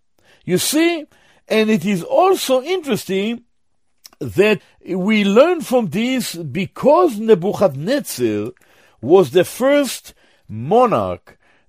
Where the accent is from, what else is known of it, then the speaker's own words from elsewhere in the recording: Jerusalem, Jerusalem District, Israel; born there; I was born in Jerusalem. My father was born in Jerusalem. Our family, many are in Jerusalem.